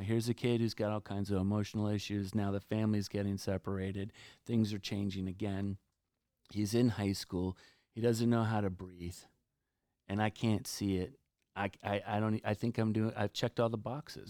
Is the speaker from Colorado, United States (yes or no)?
no; New Jersey, United States; right now we're in Cape Cod, and I'm from New Jersey.